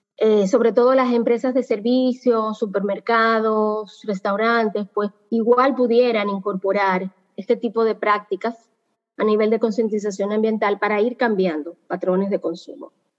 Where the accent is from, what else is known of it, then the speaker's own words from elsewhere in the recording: Dominican Republic; como dominicanos